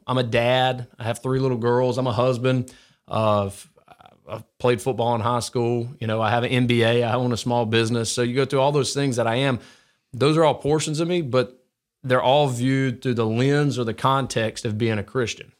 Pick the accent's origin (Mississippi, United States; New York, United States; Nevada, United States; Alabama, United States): Alabama, United States; Gardendale; I grew up in, uh, like, Gardendale, Morris